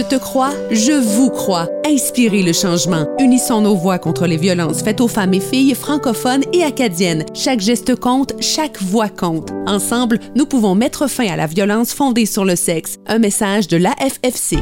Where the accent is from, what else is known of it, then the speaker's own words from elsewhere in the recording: Abitibi, Quebec, Canada; moved away; quand j'ai été élevé en Abitibi